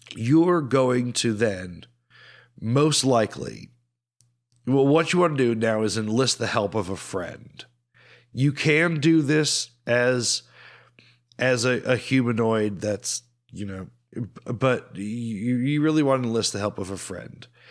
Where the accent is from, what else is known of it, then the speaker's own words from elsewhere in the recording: United States; accent: American; we are British passport holders with American accents